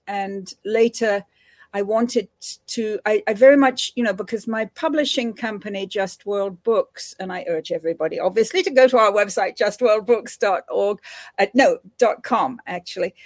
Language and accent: English; England, United Kingdom; moved away; growing up in United Kingdom in the era of decolonization there.